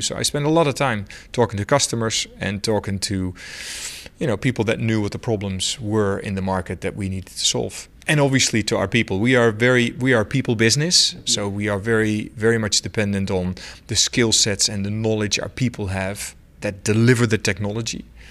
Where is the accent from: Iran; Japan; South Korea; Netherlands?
Netherlands; moved away; I'm from the Netherlands